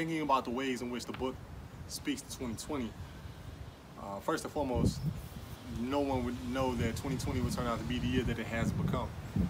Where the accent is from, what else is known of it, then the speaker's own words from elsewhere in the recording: Chicago, Illinois, United States; As a lifelong Chicagoan, I was born and raised in Chicago. I currently live in Chicago. I'm on the South Side, 77th and Bennett, right now